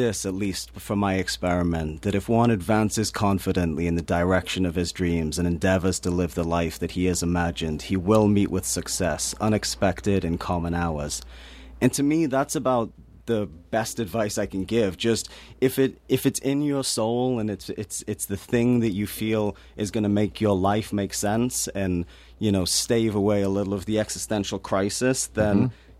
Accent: Newcastle upon Tyne, North East England, United Kingdom; I come from Newcastle upon Tyne, which is a very depressed working class city in the north of England.

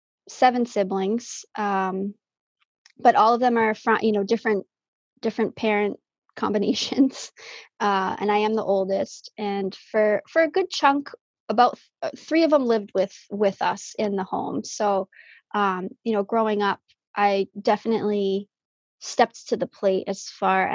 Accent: Falmouth, Massachusetts, United States; I was born and raised on Cape Cod. I was born at Falmouth Hospital.

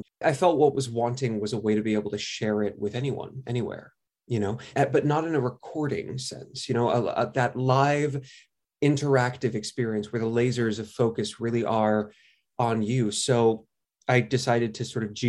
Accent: New York, United States; I grew up in New York, so I was very fortunate to have the exposure to theater that I did.

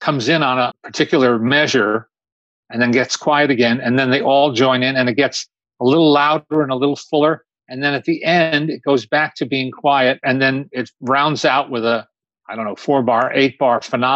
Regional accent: Teaneck, New Jersey, United States; I got the best of New York, the best of both worlds, growing up in a what might be described as an idyllic post-World War II baby boom town

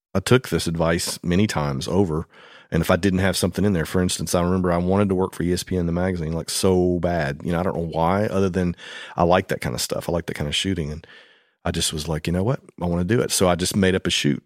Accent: Madison, Tennessee, United States; As a two-year-old growing up in Madison, Tennessee, I was born just a few miles down the road

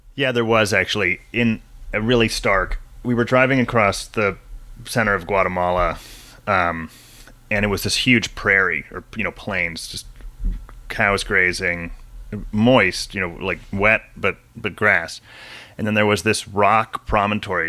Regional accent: San Diego, California, United States; also born or lived in Washington; I grew up mostly in San Diego

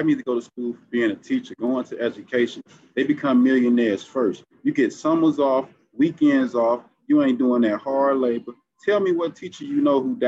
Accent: Gary, Indiana, United States; also born or lived in Marshalltown; I'm from Gary

